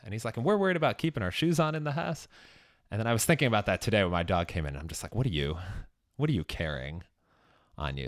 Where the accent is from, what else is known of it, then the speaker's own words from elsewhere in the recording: Chicago, Illinois, United States; moved away; also born or lived in Los Angeles; I'm from Chicago originally, and I actually did live in L A for a couple of years